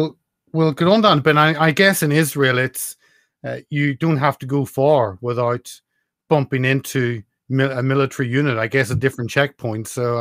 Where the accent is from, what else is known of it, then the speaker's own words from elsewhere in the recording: Northern Ireland, United Kingdom; me growing up in Northern Ireland with all the troops there.